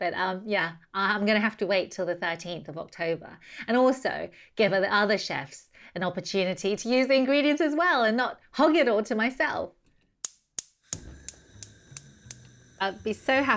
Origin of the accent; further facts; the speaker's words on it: Taiwan; now in United Kingdom; I grew up in Taiwan munching on sugarcane